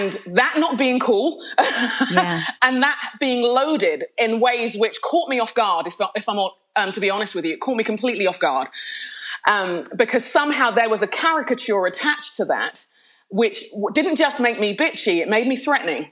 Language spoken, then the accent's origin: English; London, United Kingdom; accent: Londoner; moved away as an adult; now in United States; Being a Londoner, I think I'll always be a Londoner at heart. It was where I was born and raised for the most part.